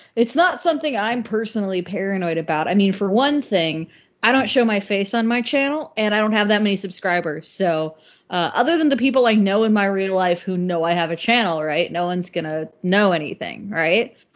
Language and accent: English; Northeast, United States; I'm from the Northeast, which is probably the part of the U.S. that's most similar to the U.K